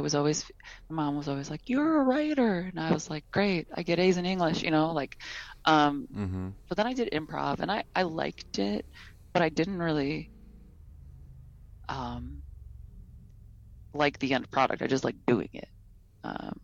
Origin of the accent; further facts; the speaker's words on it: Detroit, Michigan, United States; moved away as an adult; now in San Francisco, United States; I'm from Detroit